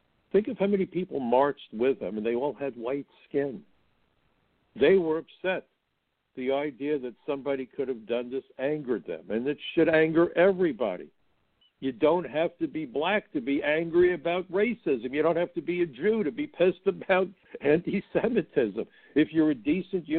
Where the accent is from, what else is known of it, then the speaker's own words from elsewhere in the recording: the North, United States; I'm from the North.